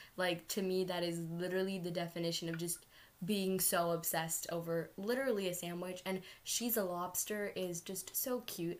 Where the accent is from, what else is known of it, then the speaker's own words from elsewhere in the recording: United States; Even though we were born in America, exactly. we identify ourselves as brown, as Indian.